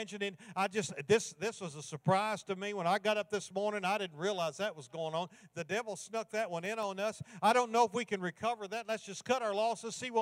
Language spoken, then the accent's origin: English; Kentucky, United States; I grew up in Kentucky